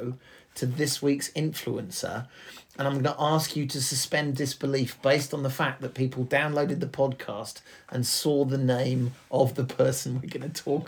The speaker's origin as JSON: {"language": "English", "region": "England", "country": "United Kingdom", "said": "we are English"}